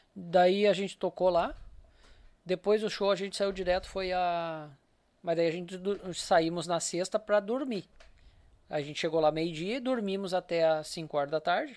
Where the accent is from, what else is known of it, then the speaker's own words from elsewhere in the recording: Capela de Santana, Rio Grande do Sul, Brazil; moved away as an adult; also born or lived in Novo Hamburgo; now in São Leopoldo, Brazil; Eu morei, eu saí lá de Capela com 45, eu tô com 52